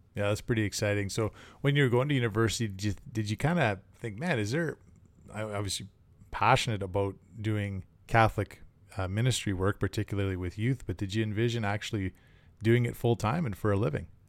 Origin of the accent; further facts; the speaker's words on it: Canada; Being a Canadian and a hockey fan